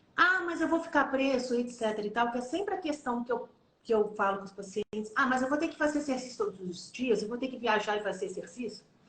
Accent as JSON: {"language": "Portuguese", "region": "Minas Gerais", "country": "Brazil", "said": "Eu sou mineira"}